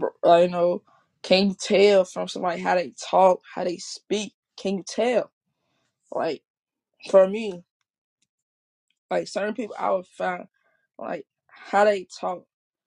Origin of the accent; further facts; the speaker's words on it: Chicago, Illinois, United States; also born or lived in Fort Wayne, Indiana; It was new to Fort Wayne, and that's where I was little. And they like, y'all sound like y'all not from here. I'm like, no, we're not from here. We're from Chicago. They're like, yeah, I can tell because how y'all sound, the accent.